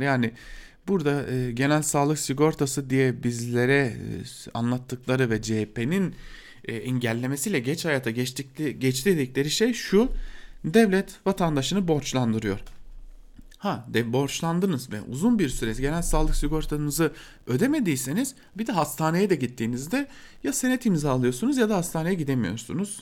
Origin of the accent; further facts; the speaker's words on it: Diyarbakır, Diyarbakır Province, Turkey; ben bir Diyarbakırlı olarak